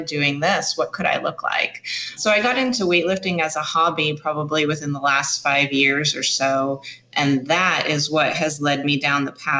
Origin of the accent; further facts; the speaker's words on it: Evansville, Indiana, United States; now in Nashville, United States; Evansville, Indiana, which is my hometown